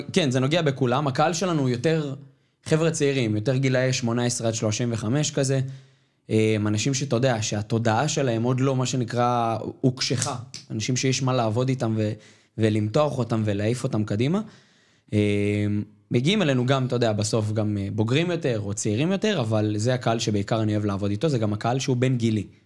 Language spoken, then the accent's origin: Hebrew; Ramat Gan, Tel Aviv District, Israel; נולדתי ברמת גן, וברמת גן יש חבר'ה שהם מבוססים